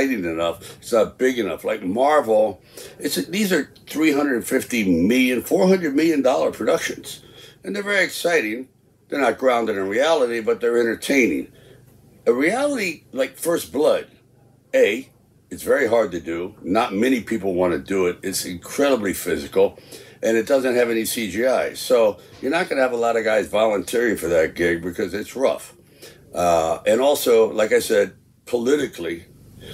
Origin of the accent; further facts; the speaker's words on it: New York City, New York, United States; moved away; I grew up in Hell's Kitchen, New York, and so I never really left Manhattan